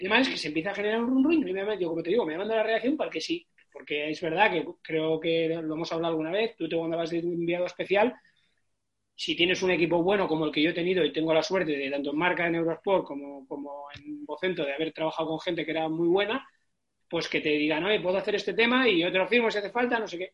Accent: Galdakao, Basque Country, Spain; also born or lived in Barakaldo; mi pueblo, que, que es de Galácano, que tiene 29.000 habitantes

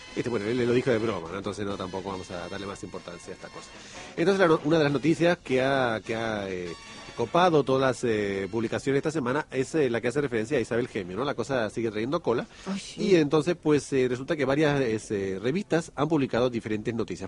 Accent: Argentina; moved away; en mi país

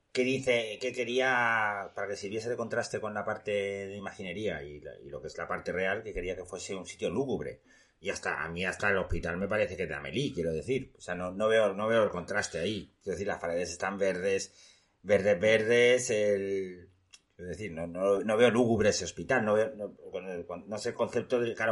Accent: Spain; para que veáis cómo somos los españoles, ¿eh?

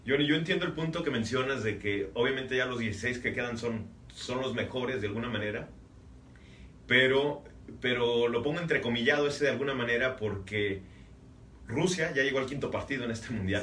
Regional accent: Mexico; la afición mexicana

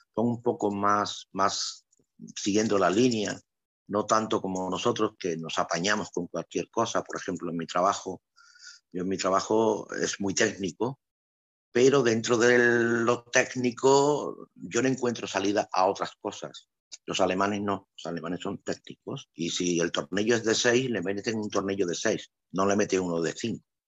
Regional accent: Andalusia, Spain; moved away as an adult; also born or lived in Ibiza / Morocco / Venezuela / Seville; now in Brandenburg, Germany; yo soy de Andalucía. Eh, los andaluces vivimos en la calle

